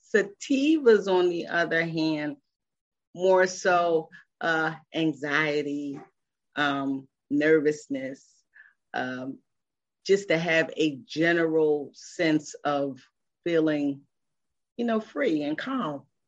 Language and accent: English; Philadelphia, Pennsylvania, United States; moved away as an adult; I am originally from Philadelphia and I moved here in 1997